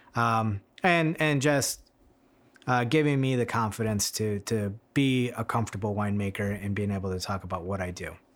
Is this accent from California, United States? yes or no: no; Michigan, United States; moved away as an adult; now in Sonoma, United States; growing up in Michigan